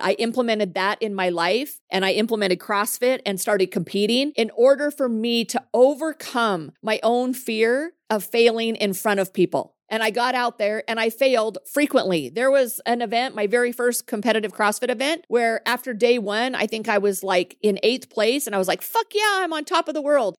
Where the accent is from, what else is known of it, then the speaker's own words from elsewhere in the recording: Montana, United States; I'm from Montana